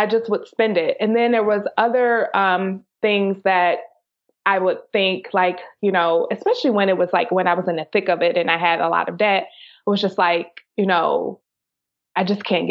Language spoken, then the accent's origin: English; Detroit, Michigan, United States; moved away; I grew up in Detroit, Michigan.